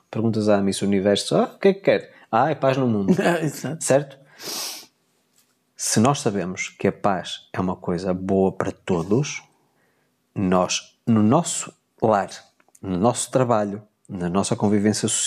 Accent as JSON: {"language": "Portuguese", "town": "Porto", "region": "Porto District", "country": "Portugal", "tie": "born there", "said": "Sou simpatizante pelo clube onde eu nasci, do Futebol Clube Porto."}